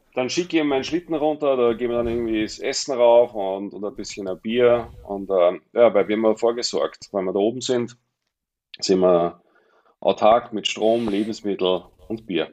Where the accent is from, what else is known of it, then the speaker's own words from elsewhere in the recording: Mondsee, Upper Austria, Austria; moved away as an adult; also born or lived in Glemmtal, Salzburg; now in Saalbach-Hinterglemm, Austria; Ich bin ja ein Zurgroster. Ich bin ja nicht, Ur, nicht ähm, Eingeborener, nicht Aboriginal von, vom Klemmtal, bin ja ursprünglich Oberösterreicher vom Mondsee